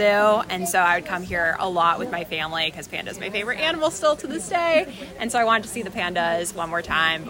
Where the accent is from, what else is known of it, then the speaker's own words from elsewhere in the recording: Fairfax County, Virginia, United States; now in Richmond, United States; I grew up in Fairfax County, Virginia